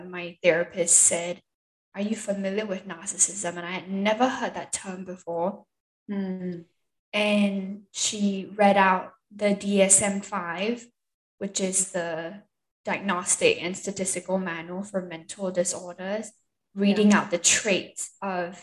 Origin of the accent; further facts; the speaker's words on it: Singapore; also born or lived in Seattle, Washington, United States; now in Utah, United States; I'm originally from Singapore, born and raised.